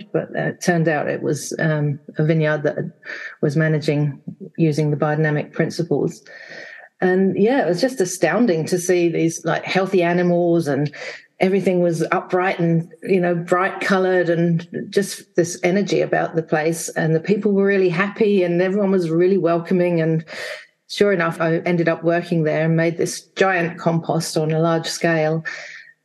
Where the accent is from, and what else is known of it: England, United Kingdom; born or raised there; now in Wanaka, New Zealand